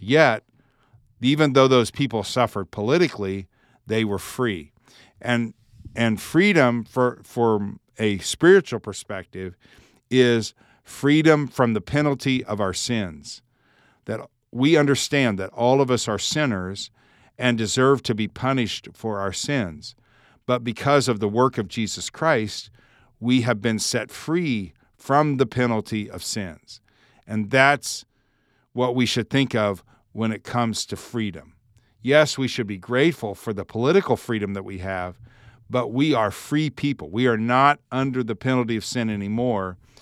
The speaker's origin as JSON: {"language": "English", "country": "United States", "said": "I'm an American, uh, I live in the United States"}